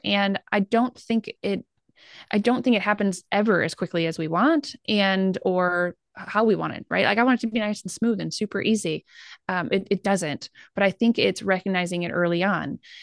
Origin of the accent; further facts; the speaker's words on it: Midwest, United States; we're from the Midwest